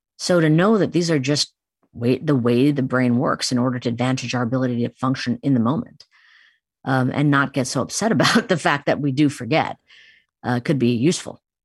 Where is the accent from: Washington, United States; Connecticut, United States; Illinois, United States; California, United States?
Illinois, United States; Chicago; I grew up in Chicago, but have very much Indian tradition permeated my upbringing